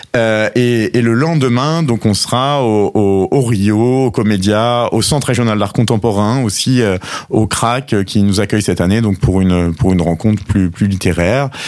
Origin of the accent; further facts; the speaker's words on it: Normandy, France; moved away as an adult; now in Sète, France; je suis Sétois depuis euh, maintenant euh, trois ans, mais mes origines ne sont pas si éloignées de, de puisque je suis normand à l'origine